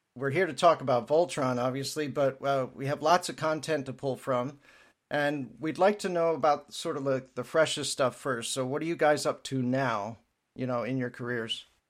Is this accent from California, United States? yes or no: no; southeastern Pennsylvania, United States; my area, um, around Philadelphia